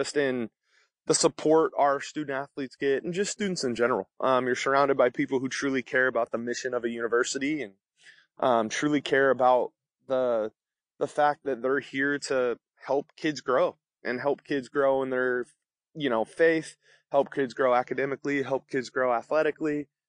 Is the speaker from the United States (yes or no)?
yes; Vallejo, California, United States; So I grew up in the Bay Area of California, in Vallejo, California, and went to St. Patrick, St. Vincent High School and graduated from there